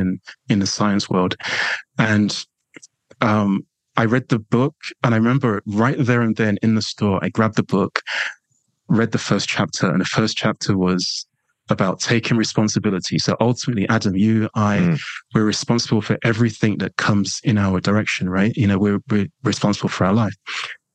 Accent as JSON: {"language": "English", "region": "London", "country": "United Kingdom", "accent": "London/English", "said": "You probably, you know, won't be surprised by that from my accent"}